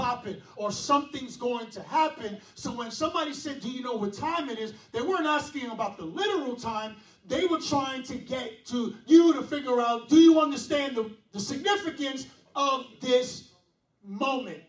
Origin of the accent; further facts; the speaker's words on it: New York City, New York, United States; I was born and raised in Brooklyn. Do or die, Bed-Stuy